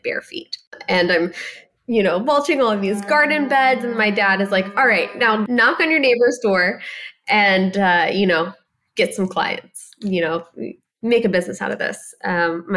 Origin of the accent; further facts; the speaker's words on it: Ohio, United States; a very small girl growing up in Ohio